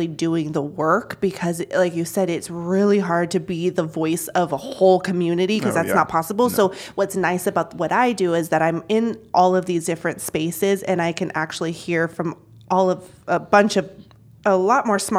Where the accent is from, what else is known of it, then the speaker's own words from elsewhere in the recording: Junction City, United States; also born or lived in San Diego / Mexico; my family moving here in 1989, I was 2 years old. We moved to Junction City from San Diego